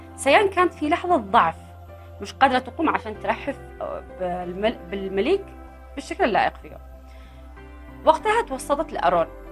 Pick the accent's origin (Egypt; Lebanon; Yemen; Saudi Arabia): Yemen; احنا عندنا في اليمن